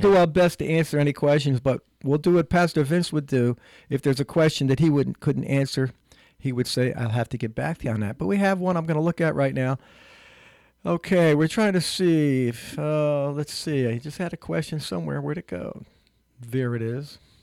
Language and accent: English; Newark, United States; when I was a kid living in, growing up in Newark